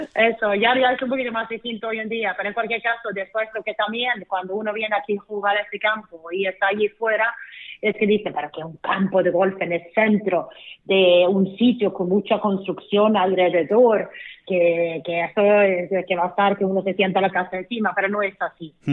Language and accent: Spanish; Sweden; moved away as an adult; now in Costa del Sol, Spain; mi tierra en Suecia